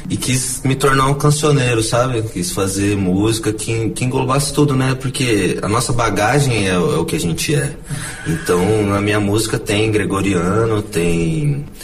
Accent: Campo Grande, Mato Grosso do Sul, Brazil; Bom, eu nasci em Campo Grande, né? Sou, sou campo

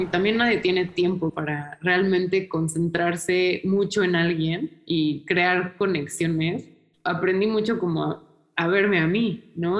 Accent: Mexico; moved away as an adult; also born or lived in New York, United States / Bilbao, Spain; now in Berlin, Germany; México es el lugar donde yo nací y crecí

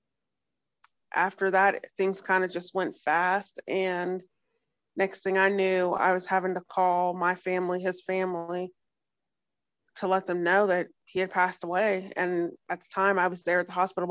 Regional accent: Northeast Ohio, United States; I'm from Northeast Ohio, so I'm about an hour from Cleveland, hour from Pittsburgh.

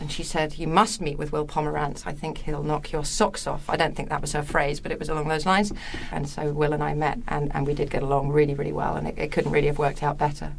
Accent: England, United Kingdom; I'm English

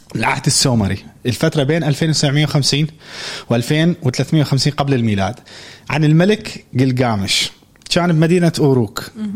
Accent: Iraq; انا عراقي

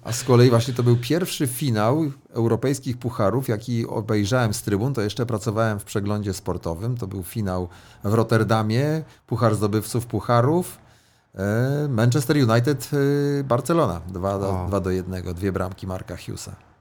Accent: Elbląg, Warmian-Masurian Voivodeship, Poland; moved away; Ja jestem z Elbląga

